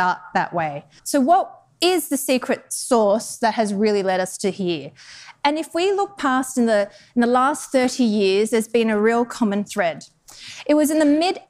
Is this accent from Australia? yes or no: yes; Australia; moved away as an adult; also born or lived in Denmark / Netherlands / United Kingdom; now in Chicago, United States; I'm actually from Australia originally.